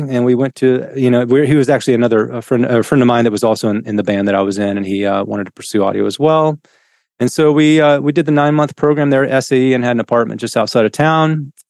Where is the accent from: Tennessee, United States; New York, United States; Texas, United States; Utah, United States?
Tennessee, United States; I grew up in East Tennessee. I forgot to mention that. So it's about 4.5 hours here from Nashville.